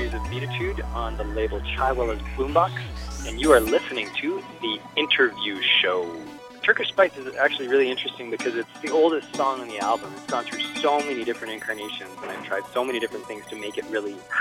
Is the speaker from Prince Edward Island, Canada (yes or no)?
no; Montreal, Quebec, Canada; now in Vancouver, Canada; I grew up in Montreal, but I moved to Vancouver